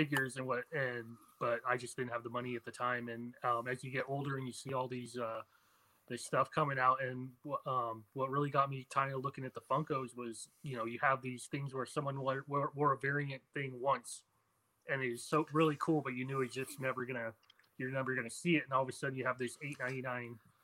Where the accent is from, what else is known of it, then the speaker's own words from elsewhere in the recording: Lucerne Valley, California, United States; I grew up in Lucerne Valley, which is a little small town.